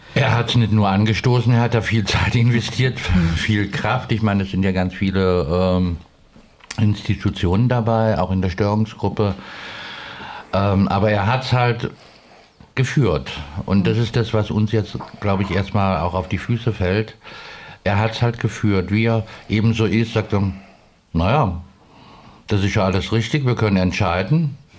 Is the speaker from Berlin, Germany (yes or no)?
no; Cologne, North Rhine-Westphalia, Germany; now in Stuttgart, Germany; ich komme ja aus Köln, das ist ja noch nochmal ein ganz anderer Menschenschlag